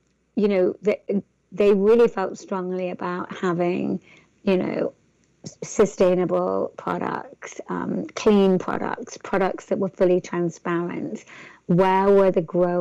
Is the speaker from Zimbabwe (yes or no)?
no; England, United Kingdom; accent: English; my English accent